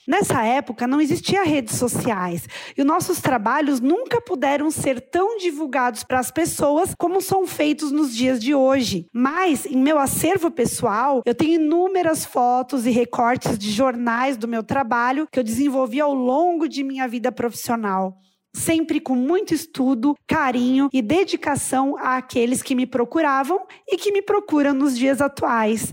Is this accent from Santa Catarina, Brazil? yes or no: yes; Rio do Sul, Santa Catarina, Brazil; also born or lived in Imbituba / Braço do Trombudo; eu sou natural de Rio do Sul